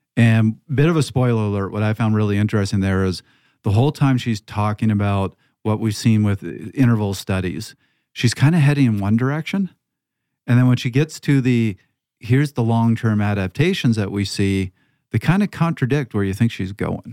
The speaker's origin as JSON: {"language": "English", "country": "Canada", "also_born_or_lived": "Toronto (Yonge Street)", "said": "I come from Canada"}